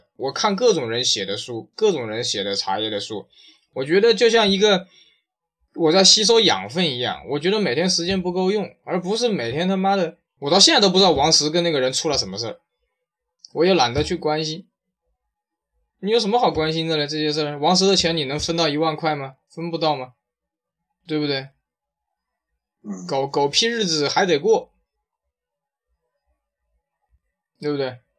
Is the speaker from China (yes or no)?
yes; China; 我觉得，我觉得我们中国人应该把事情放在这种上面，就是真正的创新上。